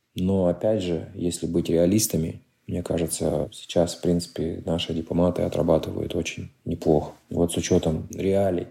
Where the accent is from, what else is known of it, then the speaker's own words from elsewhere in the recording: Kazakhstan; first language Russian; also born or lived in Almaty; now in United States; я казах